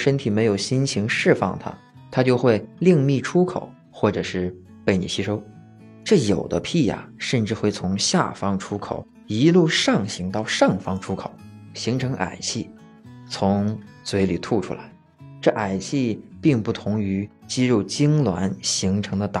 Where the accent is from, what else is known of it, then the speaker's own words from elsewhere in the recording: Shandong, China; 用我们山东话说，就是我想约。